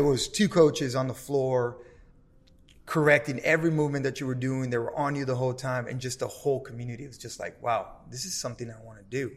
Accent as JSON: {"language": "English", "town": "Los Angeles", "region": "California", "country": "United States", "tie": "born or raised there", "said": "growing up in South Central"}